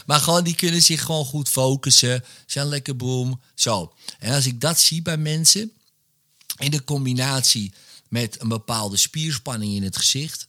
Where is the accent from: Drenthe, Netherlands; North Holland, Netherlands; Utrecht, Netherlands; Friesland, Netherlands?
North Holland, Netherlands; Wormerveer; ik ben opgegroeid in Wormerveer